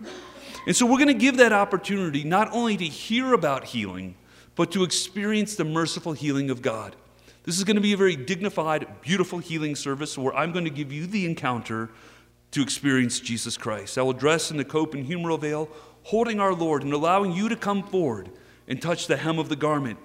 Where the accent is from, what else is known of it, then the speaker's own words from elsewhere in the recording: Texas, United States; I am from Texas.